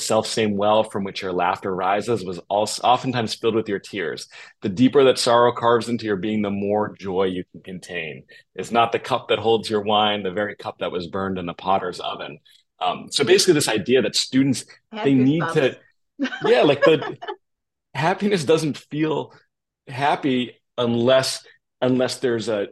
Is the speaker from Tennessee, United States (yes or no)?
no; Massachusetts, United States; also born or lived in Boston, Massachusetts; I grew up in suburbs in Massachusetts